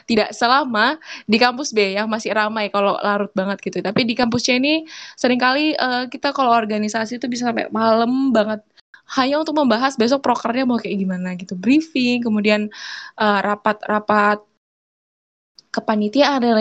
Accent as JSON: {"language": "Indonesian", "region": "Papua", "country": "Indonesia", "said": "jadi ceritanya gini aku dulu dari Papua ya"}